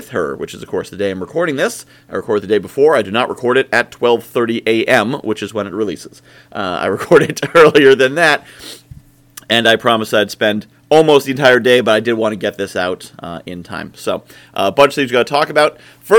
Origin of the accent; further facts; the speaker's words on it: New England, United States; I'm from New England